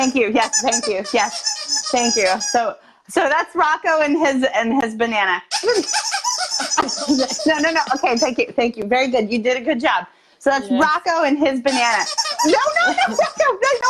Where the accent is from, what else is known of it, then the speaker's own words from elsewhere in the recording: Austin, Texas, United States; now in Boston, United States; Austin, Texas, my hometown